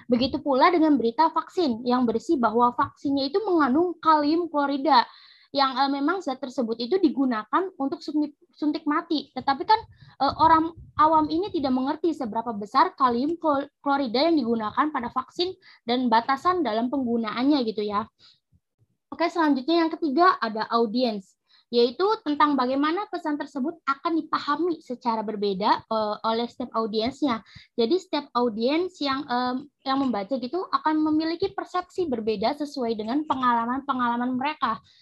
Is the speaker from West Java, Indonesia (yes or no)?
yes; Indramayu, West Java, Indonesia; asal gue dari Indramayu dan gue uh, sekarang uh, menjadi mahasiswa Universitas Pajajaran.